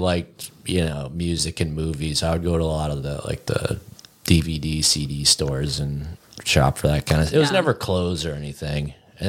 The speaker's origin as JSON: {"language": "English", "town": "Windham", "region": "New Hampshire", "country": "United States", "tie": "born or raised there", "said": "I grew up at in Windham, New Hampshire"}